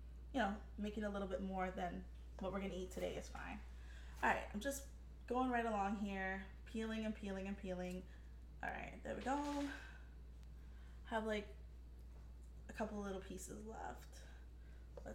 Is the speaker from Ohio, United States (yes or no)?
no; New York City, New York, United States; I grew up in the South Bronx in the 80s